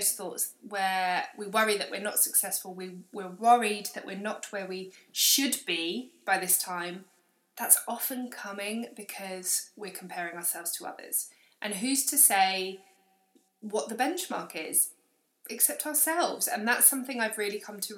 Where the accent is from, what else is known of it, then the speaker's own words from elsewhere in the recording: London, United Kingdom; moved away as an adult; now in Manchester, United Kingdom; as a Londoner